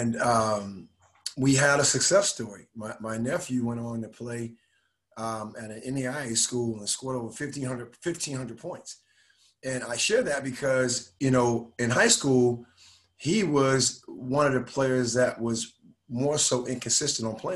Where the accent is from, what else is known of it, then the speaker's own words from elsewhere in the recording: Miami, Florida, United States; also born or lived in Raleigh, North Carolina / Indiana; now in Dallas, United States; growing up in Miami, Florida, we didn't have club basketball